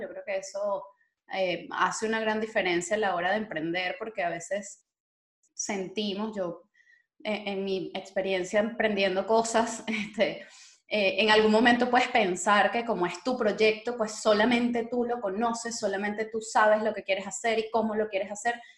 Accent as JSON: {"language": "Spanish", "country": "Venezuela", "moved": "yes", "lives_now": "Spain", "said": "Como venezolanos"}